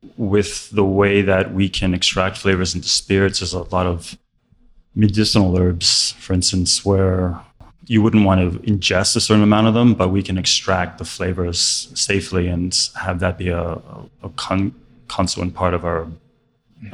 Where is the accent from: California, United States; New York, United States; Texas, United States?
New York, United States; I grew up in New York